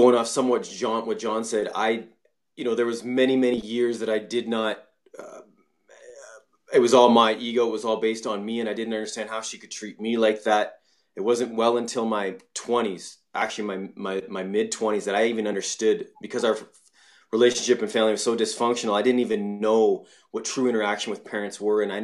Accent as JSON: {"language": "English", "country": "Canada", "tie": "born or raised there", "said": "I was born and raised in Canada, and I was a spoiled brat, basically"}